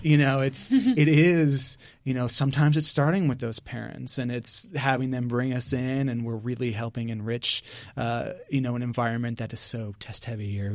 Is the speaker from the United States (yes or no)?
yes; Northern United States, United States; now in Houston, United States; Yankee, so coming down here, it was definitely an adjustment.